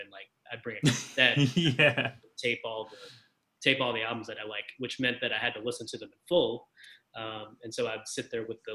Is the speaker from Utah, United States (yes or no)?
no; Baton Rouge, Louisiana, United States; I grew up, you know, I grew up in Baton Rouge, Louisiana, and I grew up on the outskirts of town